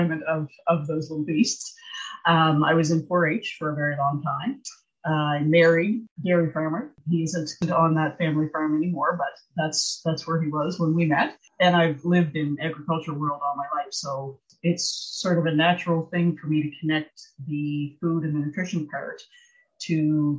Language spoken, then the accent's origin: English; Nova Scotia, Canada; born or raised there